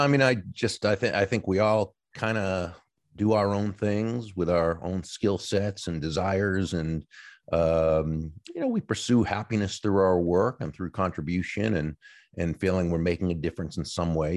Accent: Massachusetts, United States; moved away as an adult; now in Florida, United States; I grew up in, in Massachusetts in the, uh, in the, uh, U S

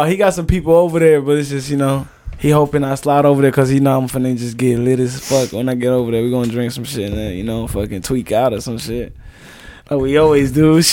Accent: Tanzania; also born or lived in Rock Island, Illinois, United States; now in United States; I'm from East side Africa. That's in Tanzania. But that's where, like, I was a refugee

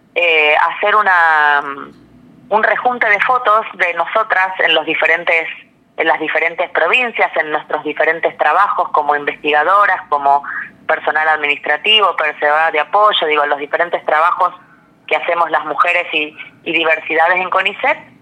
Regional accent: Buenos Aires, Argentina; yo nací acá en, en, Ciudad de Buenos Aires

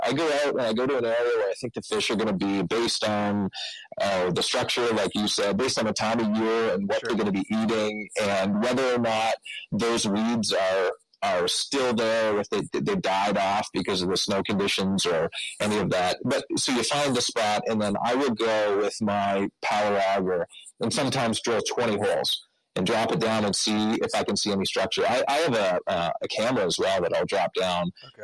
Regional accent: Peterborough, Ontario, Canada; I grew up here in Peterborough

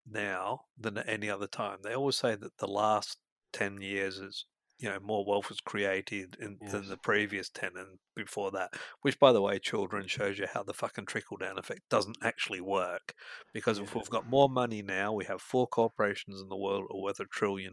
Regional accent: Scotland, United Kingdom; moved away; we come from Scotland, we come from a poor background

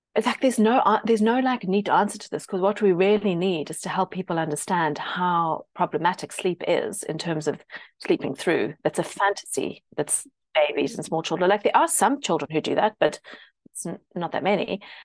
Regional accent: South Africa; now in United Kingdom; I grew up in South Africa and there's a lot of Britishness

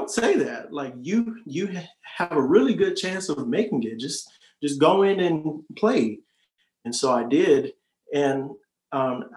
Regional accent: Riverdale, Georgia, United States; moved away as an adult; now in Columbus, United States; I'm from Riverdale, Georgia

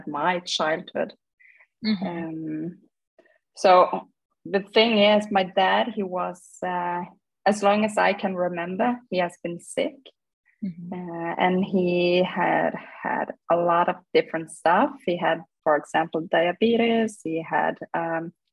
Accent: Norway; I grew up in Norway in a small city

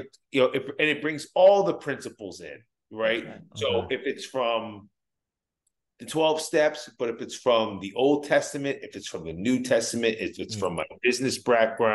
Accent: New Jersey, United States; I'm a kid from Jersey

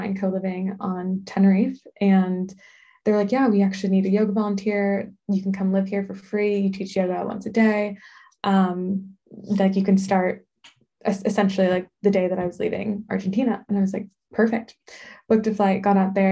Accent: Southern California, United States; moved away as an adult; I'm originally from Southern California and my family is here

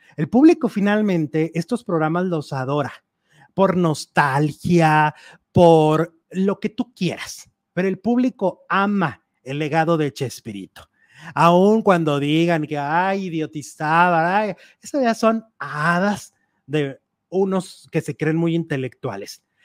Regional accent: Mexico; nosotros como mexicanos

